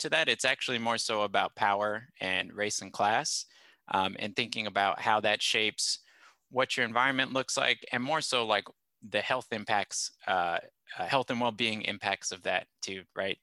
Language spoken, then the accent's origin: English; Corona, California, United States; moved away as an adult; also born or lived in Los Angeles, California / Midwest; I grew up in Southern California, specifically in Temescal Valley, which is an unincorporated part of Riverside County